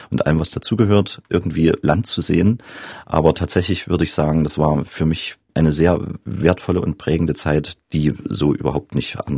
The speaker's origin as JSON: {"language": "German", "town": "Johanngeorgenstadt", "region": "Saxony", "country": "Germany", "tie": "born or raised there", "also_born_or_lived": "Zwickau", "said": "in Johann Georgenstadt und bin dann gewechselt nach Zwickau aufs Klaravie-Gymnasium, also zurück an meinen Geburtsort gewissermaßen."}